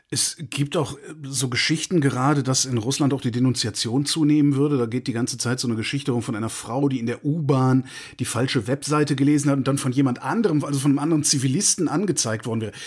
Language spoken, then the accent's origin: German; Cologne, North Rhine-Westphalia, Germany; meine Heimatstadt Köln